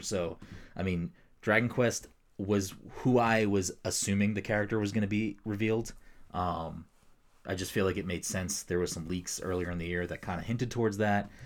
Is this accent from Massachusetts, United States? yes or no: yes; Massachusetts, United States; we're both from Massachusetts